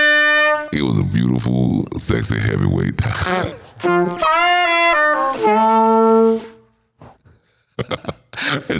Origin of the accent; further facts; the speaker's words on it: Oregon, United States; moved away; I had to go back to a little town in Oregon. A little sleepy little town